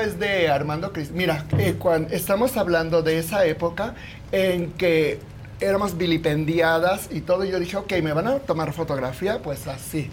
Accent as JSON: {"language": "Spanish", "region": "Mexico City", "country": "Mexico", "said": "Soy de aquí, de la Ciudad de ah. México, y tengo 67 años."}